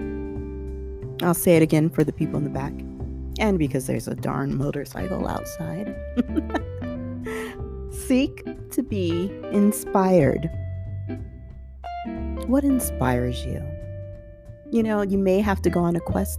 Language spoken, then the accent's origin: English; Southern California, United States; growing up in Southern California